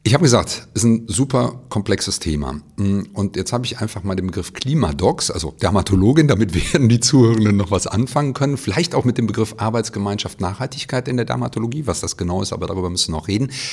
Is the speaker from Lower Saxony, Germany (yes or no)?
no; Cologne, North Rhine-Westphalia, Germany; ich komme auch aus Köln